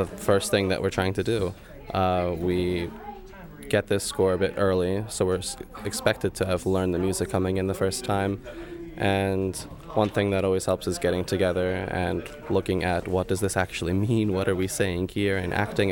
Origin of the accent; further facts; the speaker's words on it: Newtown, Pennsylvania, United States; I'm from Newtown, Pennsylvania